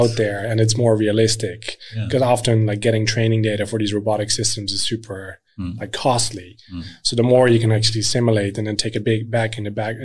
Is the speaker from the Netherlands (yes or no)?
yes; Netherlands; moved away as an adult; now in Sweden; I grew up in the Netherlands